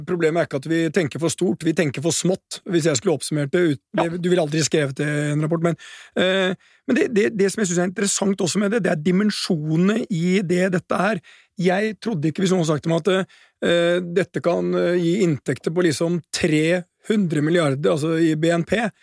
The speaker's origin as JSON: {"language": "Norwegian", "country": "Norway", "said": "som nordmann"}